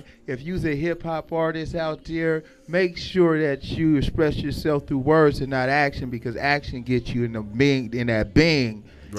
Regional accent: Seattle, Washington, United States; I'm a Seattle guy, man. I know my history about Seattle. I've been from Seattle for all my life.

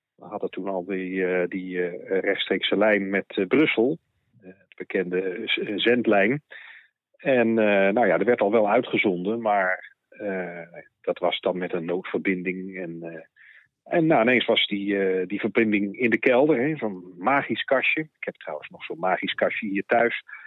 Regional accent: The Hague, South Holland, Netherlands; in Den Haag, waar ik vandaan kom

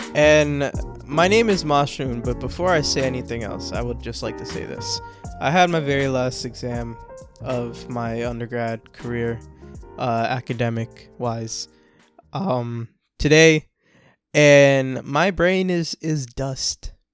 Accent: Orlando, Florida, United States; I'm from Orlando, Florida. I grew up with a lot of Spanish people.

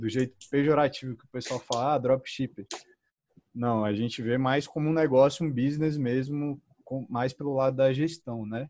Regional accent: Brasília, Federal District, Brazil; eu sou de Brasília

